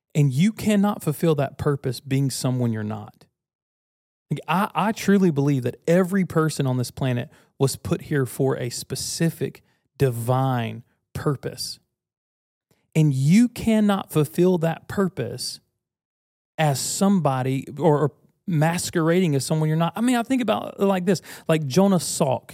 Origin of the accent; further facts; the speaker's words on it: United States; I was born American.